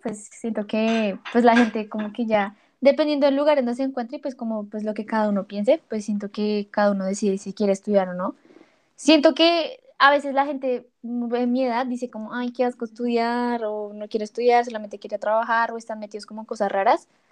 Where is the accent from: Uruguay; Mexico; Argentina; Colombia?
Colombia; nosotros como colombianos